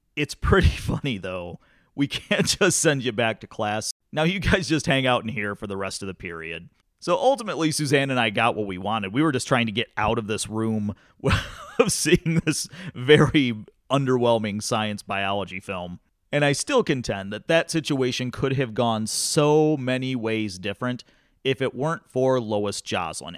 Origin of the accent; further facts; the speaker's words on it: Climax, Michigan, United States; growing up in Climax, Scots